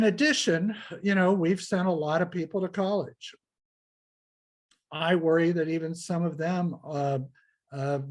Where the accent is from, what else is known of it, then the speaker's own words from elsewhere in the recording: Ohio, United States; I'm from the Midwest of the United States. I'm from Ohio, an industrial producing state